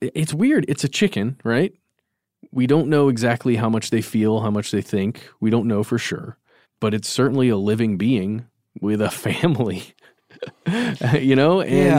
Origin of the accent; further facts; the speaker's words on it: Cumming, Georgia, United States; I grew up in Cumming, as we've talked about before in the show.